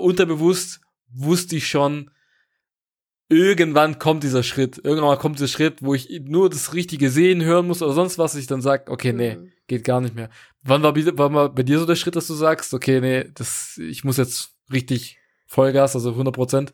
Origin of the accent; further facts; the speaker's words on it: Portugal; moved away; Ich komme ursprünglich aus Portugal